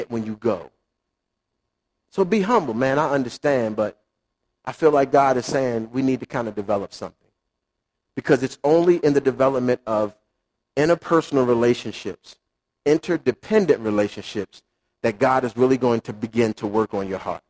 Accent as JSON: {"language": "English", "town": "Baltimore", "region": "Maryland", "country": "United States", "tie": "born or raised there", "said": "I grew up in Baltimore City"}